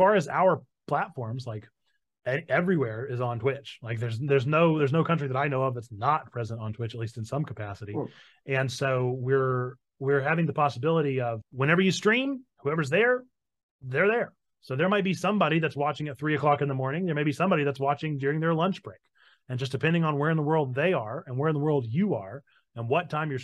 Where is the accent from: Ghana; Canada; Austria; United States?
United States; North Carolina; I'm from North Carolina